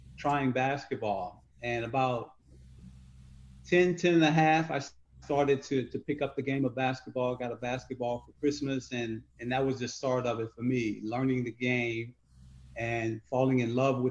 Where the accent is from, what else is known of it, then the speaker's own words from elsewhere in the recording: Chicago, Illinois, United States; also born or lived in Sharon, Mississippi; I grew up in Stateway Gardens, 3618 South State Street.